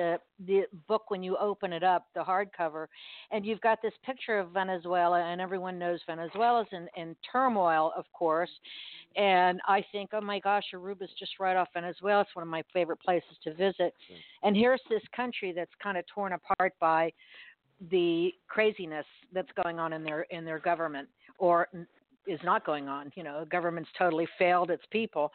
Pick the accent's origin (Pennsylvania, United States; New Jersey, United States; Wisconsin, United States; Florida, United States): Florida, United States; Miami; I'm originally from Miami